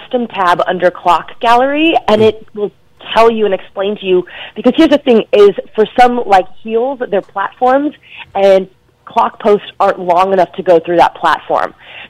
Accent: Dallas, Texas, United States; So I asked her, in Dallas, because I'm from Dallas, Texas, there's the Dance Council

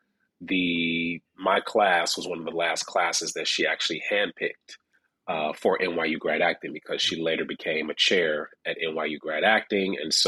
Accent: Detroit, Michigan, United States; my first initial audition was actually in Detroit, Michigan, my hometown.

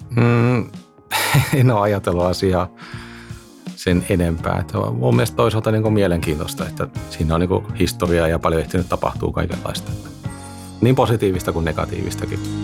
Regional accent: Netherlands; moved away as an adult; now in Finland; mä oon syntynyt Hollannissa ja asuin siellä ja kävin siellä koulut

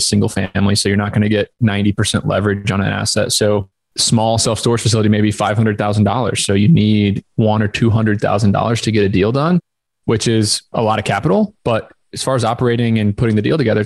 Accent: Southern Indiana, United States; moved away as an adult; also born or lived in Ithaca, New York; I was born in Southern Indiana, ran track and field in high school

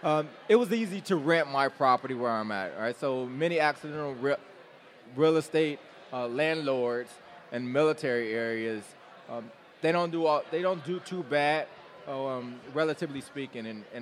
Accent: Detroit, Michigan, United States; moved away as an adult; also born or lived in Kings Bay, Georgia / New London, Connecticut / Charlotte, North Carolina; Born and raised. I was born and raised in Detroit.

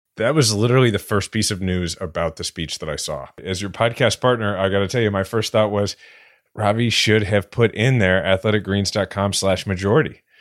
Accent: Kansas City, United States; born or raised there; now in New York, United States

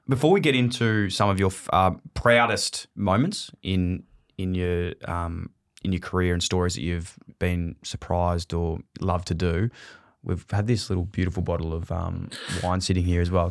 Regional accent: Melbourne, Victoria, Australia; also born or lived in Ballarat; I grew up in Fitzroy

